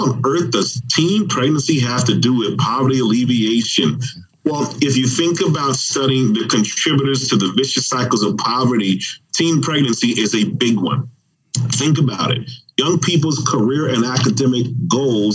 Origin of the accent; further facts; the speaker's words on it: Miami, Florida, United States; I'm from Dade County